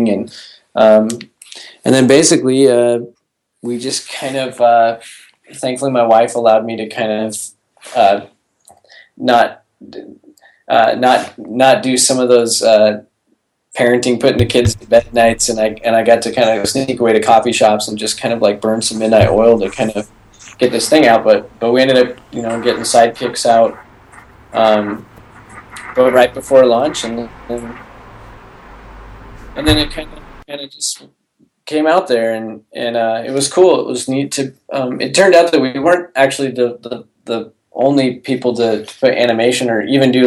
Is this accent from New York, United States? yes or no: no; Portland, Oregon, United States; now in Texas, United States; I'm from Portland